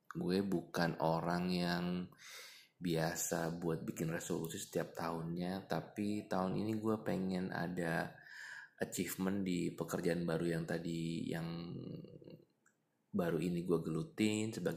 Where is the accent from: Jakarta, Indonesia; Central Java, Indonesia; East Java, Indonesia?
Jakarta, Indonesia; alasannya karena gue anak Jakarta yang lihat Jakarta penuh dengan kemacetan gitu ya